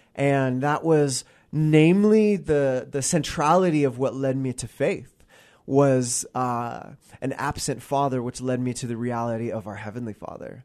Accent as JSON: {"language": "English", "town": "Gig Harbor", "region": "Washington", "country": "United States", "tie": "born or raised there", "said": "I grew up in Gig Harbor, Washington, so I, I'm a, I'm a resident of the Pacific Northwest. I've been here pretty much my, my entire"}